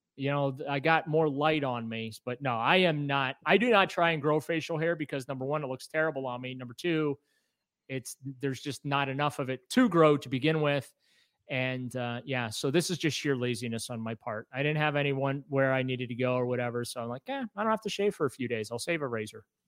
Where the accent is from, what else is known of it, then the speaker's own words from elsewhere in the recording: New Orleans, Louisiana, United States; moved away; I was born in New Orleans